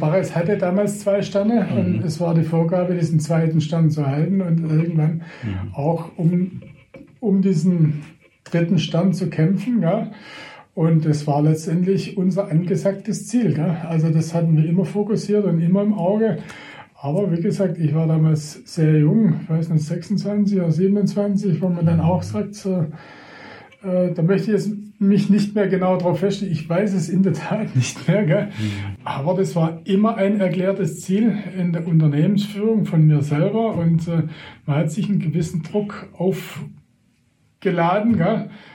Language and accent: German; between Reutlingen and Tübingen, Baden-Württemberg, Germany; also born or lived in Baiersbronn; da wo ich äh, geboren wurde oder aufgewachsen bin in Mannwald, das ist zwischen Reutlingen und Tübingen